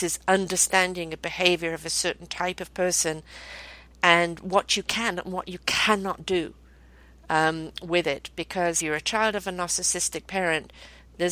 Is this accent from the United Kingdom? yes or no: yes; United Kingdom; I'm British born.